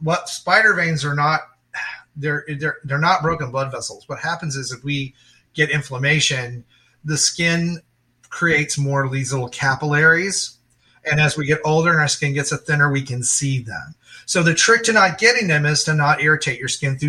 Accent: Dallas, Texas, United States; I grew up in Texas. You know, I grew up in Dallas, so it's sunny and hot most of the year

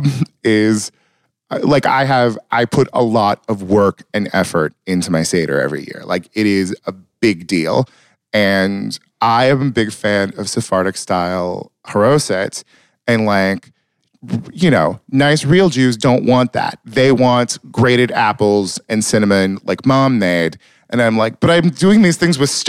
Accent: Marysville / Yuba City, California, United States; I was born in Rideout

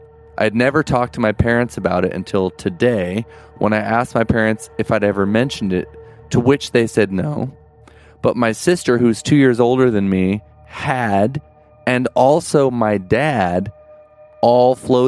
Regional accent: Melbourne, Victoria, Australia; from Melbourne, Australia.

